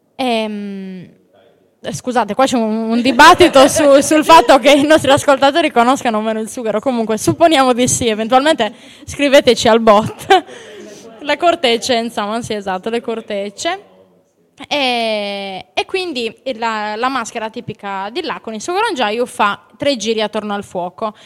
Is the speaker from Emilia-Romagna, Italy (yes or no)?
no; Laconi, Sardinia, Italy; nel mio paese a Laconi abbiamo la piazza di Sant'Antonio